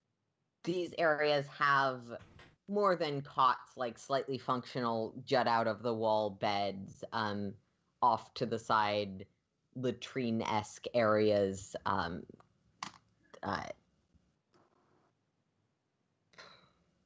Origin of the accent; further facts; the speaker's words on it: California, United States; I'm such a Californian